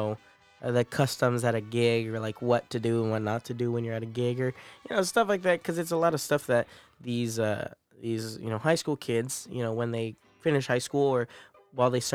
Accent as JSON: {"language": "English", "town": "Morgan Hill", "region": "California", "country": "United States", "tie": "born or raised there", "moved": "as an adult", "lives_now": "San Marcos, United States", "said": "I was born and raised in California."}